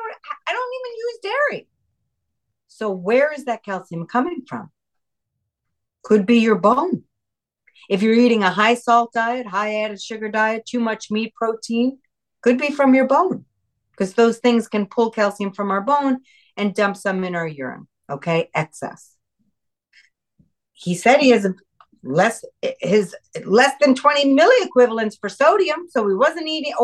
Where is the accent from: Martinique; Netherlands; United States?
United States; New York; moved away; I'm originally New Yorker myself